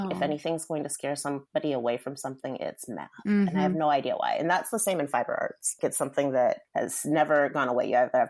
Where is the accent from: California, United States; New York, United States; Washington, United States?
Washington, United States; Seattle; I'm from Seattle. Mm-hmm. I still live here. I spent maybe 8 years away from Seattle, but most of my life has been here.